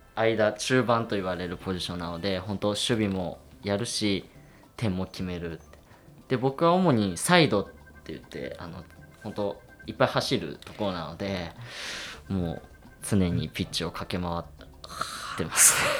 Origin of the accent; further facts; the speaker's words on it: Iwate, Japan; moved away as an adult; now in Kamakura, Japan; 今年まあその地元岩手から鎌倉に来て